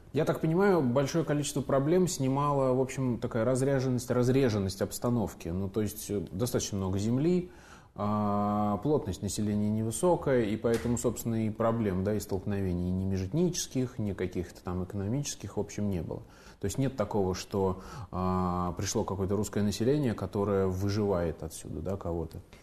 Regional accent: Samara, Samara Oblast, Russia; moved away; приятно делать программу у себя на родине

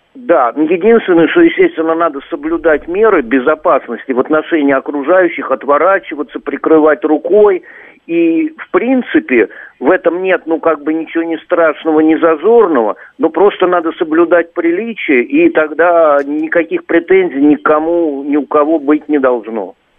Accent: Moscow, Russia; Я, кстати, был москвич

